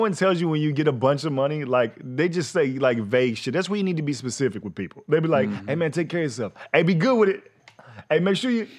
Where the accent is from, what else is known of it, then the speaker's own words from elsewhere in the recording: Fort Worth, Texas, United States; I'm from Fort Worth, Texas, man. I was waiting tables.